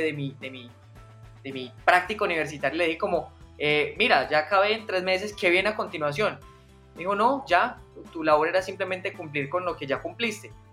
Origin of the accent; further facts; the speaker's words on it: Medellín, Antioquia, Colombia; yo soy paisa, soy de, Medellín, 100% colombiano. Eh, llevo viviendo toda mi vida en Medellín.